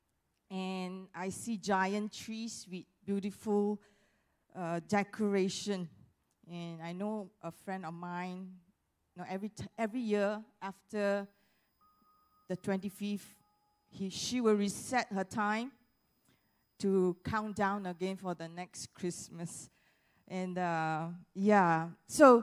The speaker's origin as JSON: {"language": "English", "country": "Malaysia", "said": "we are all Malaysian"}